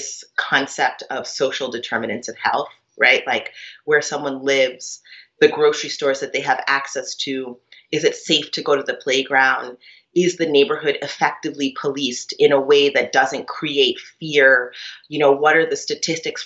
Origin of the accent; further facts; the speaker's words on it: Cambridge, Massachusetts, United States; moved away; also born or lived in New York; I grew up in Cambridge, Massachusetts at the time when, you know, it was pretty radical